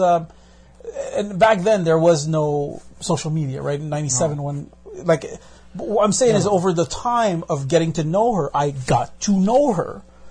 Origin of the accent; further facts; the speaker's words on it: Brooklyn, New York, United States; I come from Brooklyn.